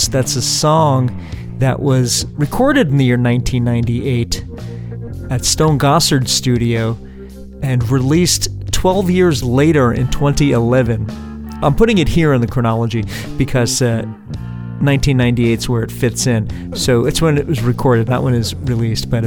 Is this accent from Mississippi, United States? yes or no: no; Hoboken, New Jersey, United States; if you know me, you know that I'm from Hoboken, and you know that my second home in Hoboken, or you could say my home base in Hoboken, was the club called Maxwell's.